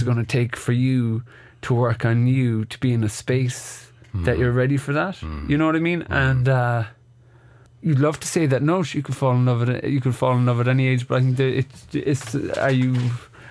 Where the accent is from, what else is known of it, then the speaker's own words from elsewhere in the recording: Ireland; we're Irish